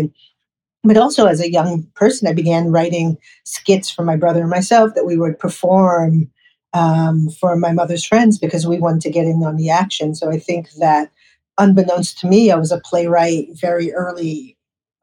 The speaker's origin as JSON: {"language": "English", "town": "New York City", "region": "New York", "country": "United States", "tie": "born or raised there", "said": "I grew up in New York City"}